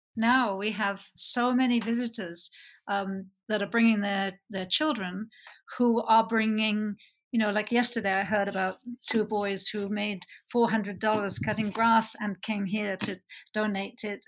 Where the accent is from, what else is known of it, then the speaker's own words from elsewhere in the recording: Bristol, South West England, United Kingdom; moved away as an adult; also born or lived in London / Canada; now in Utah, United States; I grew up in Bristol, worked for a number of years in London, and uh, moved to Canada and then America